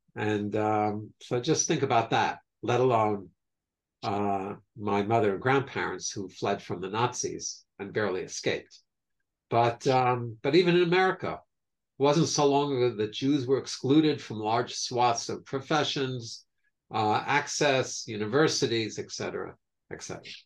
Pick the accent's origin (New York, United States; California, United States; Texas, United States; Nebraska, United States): New York, United States; growing up in New York